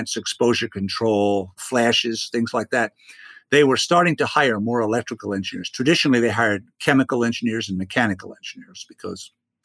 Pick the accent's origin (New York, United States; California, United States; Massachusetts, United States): New York, United States; New York City; I grew up in Brooklyn